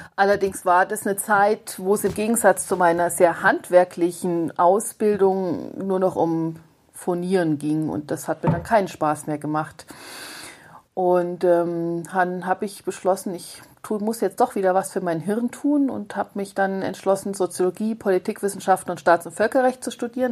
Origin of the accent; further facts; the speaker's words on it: northern Saarland, Germany; now in Augsburg, Germany; Also ich bin im nördlichen Saarland auf dem Land groß geworden, auf dem wirklich richtig platten Land.